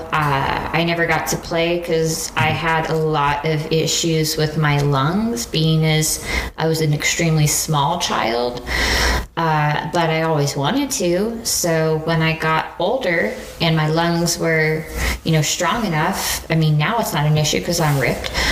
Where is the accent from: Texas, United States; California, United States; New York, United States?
Texas, United States; Houston; also born or lived in Abilene, Texas; right after I was born, we moved to Houston and we lived in Houston for quite a while